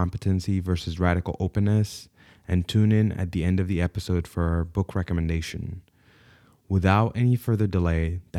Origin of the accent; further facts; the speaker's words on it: Saudi Arabia; born there; also born or lived in Sudan; see, I was born in Saudi Arabia, but I'm Sudanese by ethnicity, and having been born then, I, I realized that I was Sudanese pretty early on.